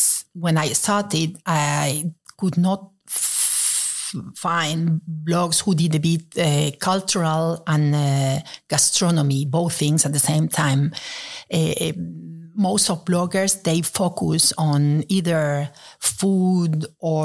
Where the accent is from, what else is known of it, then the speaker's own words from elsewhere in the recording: Spain; moved away as an adult; also born or lived in Venezuela / Netherlands; now in Brussels, Belgium; Well, I was born in Venezuela, where I lived until I was 5. And then we moved to Spain. And there I lived until I finished my studies in university.